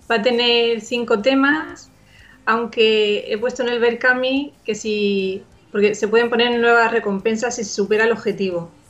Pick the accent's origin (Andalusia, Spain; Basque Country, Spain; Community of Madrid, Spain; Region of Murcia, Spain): Region of Murcia, Spain; Murcia; es una cantautora, soy de Murcia